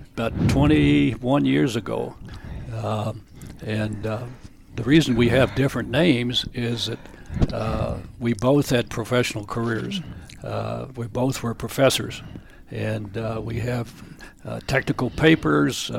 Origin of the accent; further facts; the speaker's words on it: Fayetteville, Arkansas, United States; moved away as an adult; also born or lived in Truro, Nova Scotia, Canada / Chicago; I grew up in Fayetteville